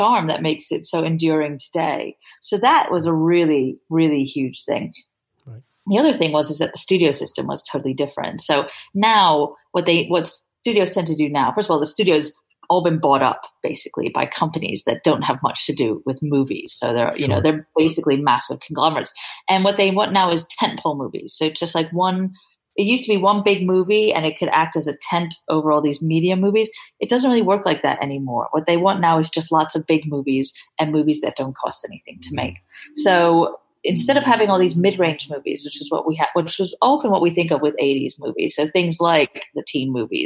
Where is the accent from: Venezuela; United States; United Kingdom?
United Kingdom; England; me being English